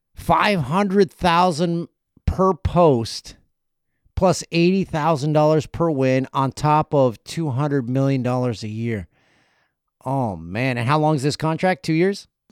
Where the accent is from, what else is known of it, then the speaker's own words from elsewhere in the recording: Peterborough, Ontario, Canada; my hometown of Peterborough